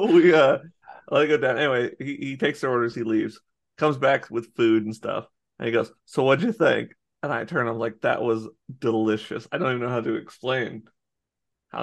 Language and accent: English; United States; I was born in America